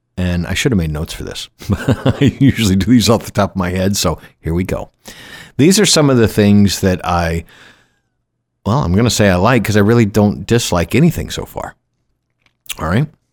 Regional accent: Atlanta, Georgia, United States; moved away as an adult; also born or lived in Florida / Grand Cayman, Cayman Islands; now in Kenai Peninsula, Alaska, United States; the same eighty that I grew up with in Georgia

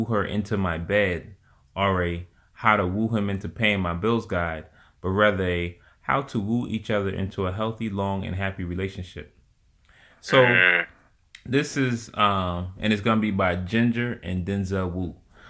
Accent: Atlanta, Georgia, United States; born there; I was born in Atlanta.

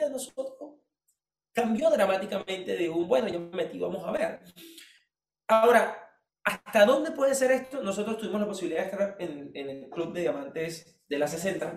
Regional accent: Venezuela; vine de Venezuela

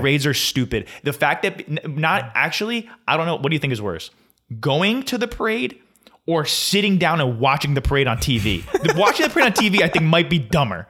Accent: Flemington, New Jersey, United States; Costco has taken over my hometown

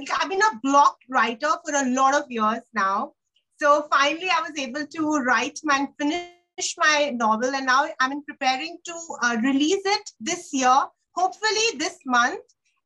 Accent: Mumbai, Maharashtra, India; So I'm from Mumbai, India

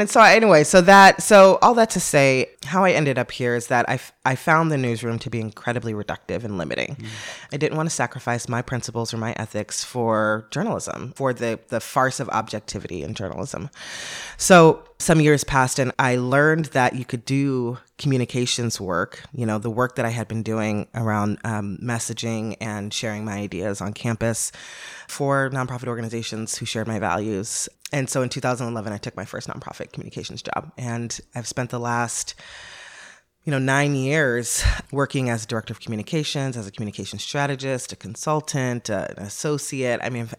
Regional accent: Los Angeles, California, United States; I come from Los Angeles, a very liberal, progressive place, to Baton Rouge, Louisiana

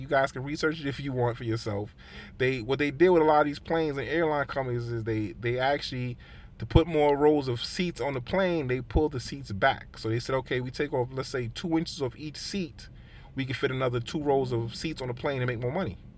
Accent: United States; as an American

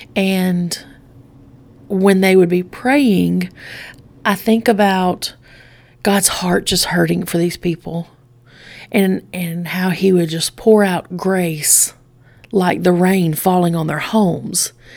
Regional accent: Straight Mountain, Alabama, United States; I grew up on Straight Mountain.

